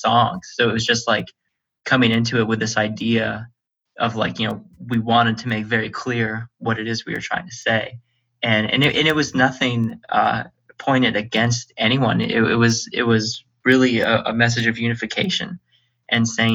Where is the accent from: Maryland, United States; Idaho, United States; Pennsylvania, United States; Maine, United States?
Pennsylvania, United States; Erie; growing up in Erie, we're a poor city, and everyone here is working class